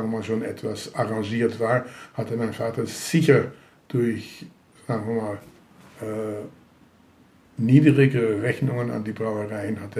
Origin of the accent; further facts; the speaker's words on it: Amsterdam, North Holland, Netherlands; also born or lived in Hagen, Germany; Gut, ich bin dann in Hagen geboren worden, im Dezember 40 und in irgendwann in 42 mussten sie dann umziehen in die sogenannte Rivierenbuurt in Amsterdam. Das ist also Amsterdam Süd, äh, bei der Maastraat, Waalstraat, Lexstraat, Rheinstraat